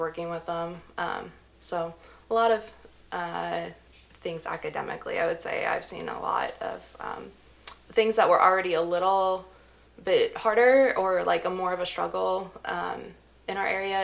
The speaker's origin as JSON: {"language": "English", "region": "Missouri", "country": "United States", "moved": "yes", "said": "I'm originally from good old Missouri."}